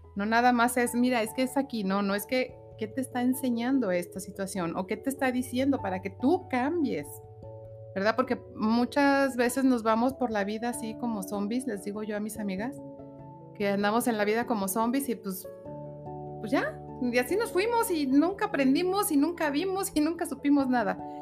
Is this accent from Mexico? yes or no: yes; Aguascalientes, Mexico; also born or lived in Mexico City; Soy originaria de la Ciudad de México. Llegué a esta hermosa tierra Agüitas a los nueve meses.